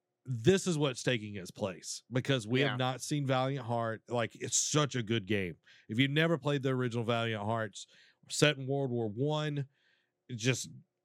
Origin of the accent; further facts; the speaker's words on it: Canada; I am Canadian, so I feel like I need to watch it.